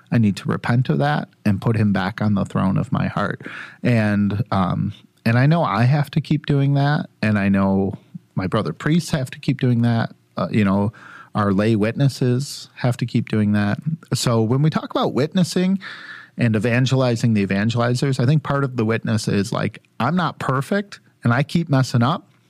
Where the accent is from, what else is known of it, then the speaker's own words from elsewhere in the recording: Sterling Heights, Michigan, United States; Yeah, I grew up in Sterling Heights, so I'd take that.